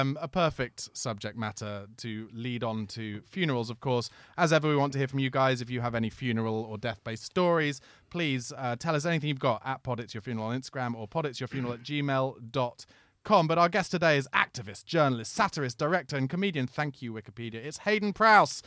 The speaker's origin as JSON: {"language": "English", "area": "Surrey", "region": "South East England", "country": "United Kingdom", "tie": "born or raised there", "said": "where I lived in Surrey"}